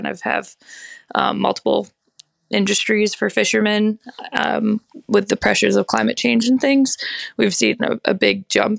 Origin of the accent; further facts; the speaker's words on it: Belfast, Maine, United States; So while I was in college, there was a big proposal for a large land-based Atlantic salmon farm in my hometown of Belfast.